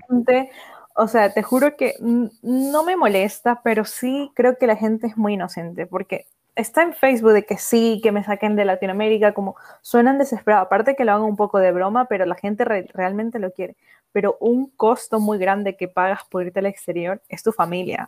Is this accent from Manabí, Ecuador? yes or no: no; Guayaquil, Guayas, Ecuador; moved away as an adult; also born or lived in Galápagos; now in Spain; vivir viví en Guayaquil